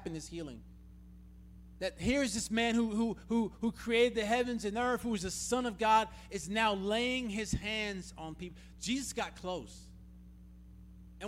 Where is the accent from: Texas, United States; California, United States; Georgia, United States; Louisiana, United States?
Georgia, United States; Atlanta; moved away as an adult; also born or lived in Tulsa, Oklahoma; now in Russellville, Kentucky, United States; I grew up in Atlanta.